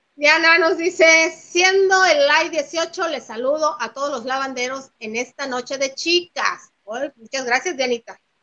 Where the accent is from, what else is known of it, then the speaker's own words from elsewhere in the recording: Mexico; Andaba en mi tierra hace unos días